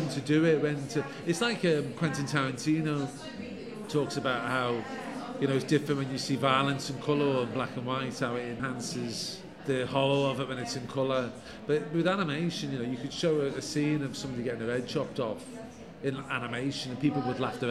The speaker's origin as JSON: {"language": "English", "town": "Liverpool", "region": "North West England", "country": "United Kingdom", "tie": "born or raised there", "said": "I grew up on Anfield Road in Liverpool"}